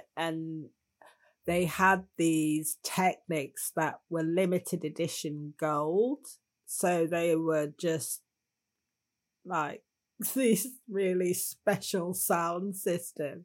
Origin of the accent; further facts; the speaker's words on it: Manchester, North West England, United Kingdom; I'm from Manchester